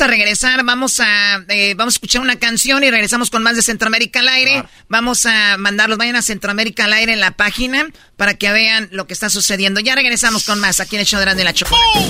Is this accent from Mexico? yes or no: yes; Mexico; soy mexicana